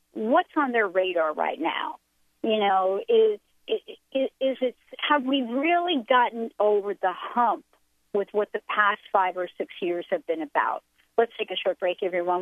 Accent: New York, United States; I'm a girl from New York

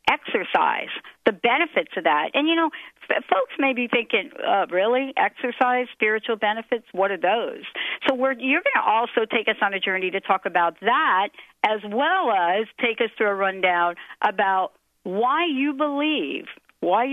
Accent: East Coast, United States; now in Seattle area, United States; I grew up on the East Coast

